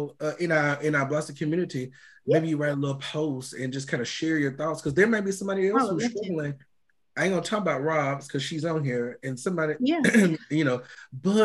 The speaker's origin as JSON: {"language": "English", "region": "New York", "country": "United States", "moved": "yes", "said": "I'm from New York"}